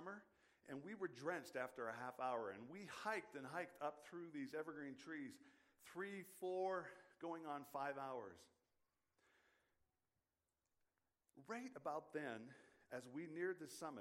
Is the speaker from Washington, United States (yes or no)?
yes; Western Washington, United States; moved away; growing up in Western Washington